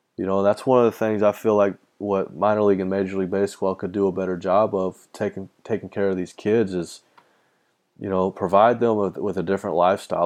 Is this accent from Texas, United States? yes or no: yes; Texas, United States; I'm from Texas.